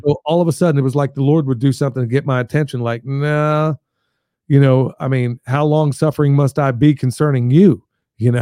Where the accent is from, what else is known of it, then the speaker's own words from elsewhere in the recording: Coatesville, Pennsylvania, United States; moved away; also born or lived in Lancaster, Pennsylvania / Oklahoma; that's where I grew up initially, was in Coatesville, Pennsylvania, just outside of Philly, about thirty miles